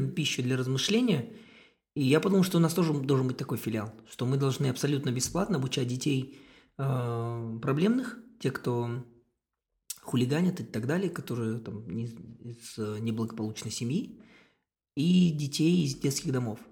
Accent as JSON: {"language": "Russian", "country": "Kazakhstan", "said": "я из Казахстана"}